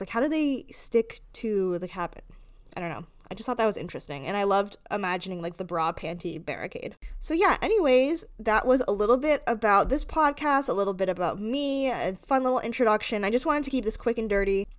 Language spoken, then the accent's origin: English; Rhode Island, United States; I grew up in Rhode Island